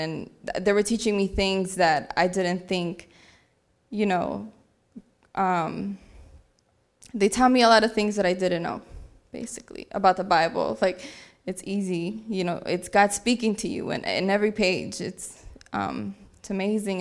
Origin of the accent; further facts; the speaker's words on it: Aurora, Illinois, United States; I'm from Aurora, Illinois